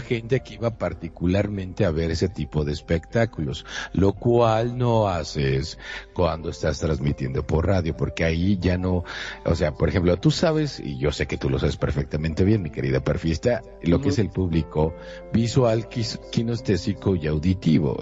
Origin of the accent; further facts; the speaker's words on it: Monterrey, Nuevo León, Mexico; yo soy de Monterrey, Nuevo León, hasta donde yo sé no tengo ninguna eh, bueno, decía que mi abuela eh, era francesa, pero la verdad es que yo lo dudo